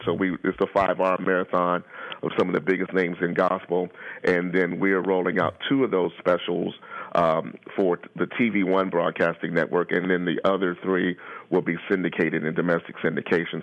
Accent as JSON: {"language": "English", "region": "Ohio", "country": "United States", "tie": "born or raised there", "said": "I'm a native Ohioan. I've been in Ohio practically all my life"}